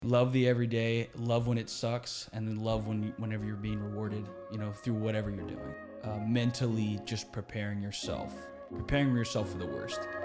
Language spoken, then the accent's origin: English; Houston, Texas, United States; moved away as an adult; I grew up here in Houston